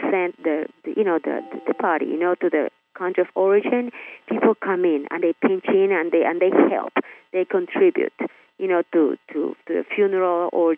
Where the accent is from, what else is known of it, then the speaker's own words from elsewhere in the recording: Nicaragua; now in Miami, United States; I'm Hispanic. I'm from Nicaragua, actually, living in Miami.